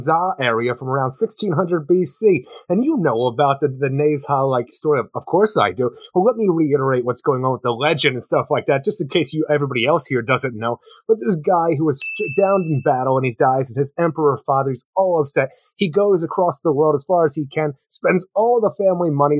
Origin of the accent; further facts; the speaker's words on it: Philadelphia, Pennsylvania, United States; we're from the Philly area